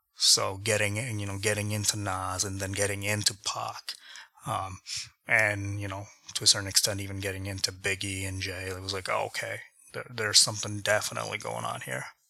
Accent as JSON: {"language": "English", "town": "Toronto", "region": "Ontario", "country": "Canada", "tie": "born or raised there", "also_born_or_lived": "India", "moved": "as an adult", "lives_now": "Grand Rapids, United States", "said": "growing up in India and then growing up in Canada"}